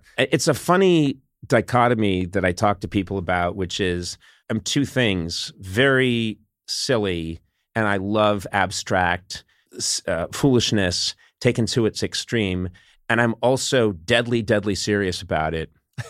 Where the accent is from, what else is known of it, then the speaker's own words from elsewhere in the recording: Brookline, Massachusetts, United States; Yeah, I'm from Massachusetts, from Brookline, right outside Boston.